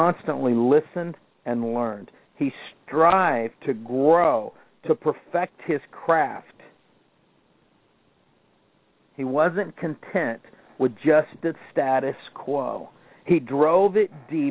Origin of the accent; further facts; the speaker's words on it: Kansas City, United States; I grew up in Kansas City